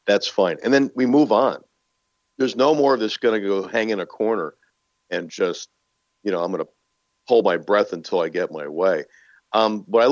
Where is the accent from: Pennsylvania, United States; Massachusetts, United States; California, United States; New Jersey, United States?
New Jersey, United States; moved away as an adult; also born or lived in Norfolk / Texas / Florida; now in Cleveland, United States; born and raised in Jersey